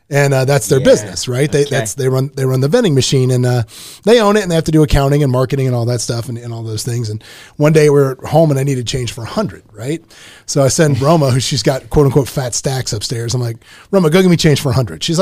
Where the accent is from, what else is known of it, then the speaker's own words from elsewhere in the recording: Canada; I'm Canadian.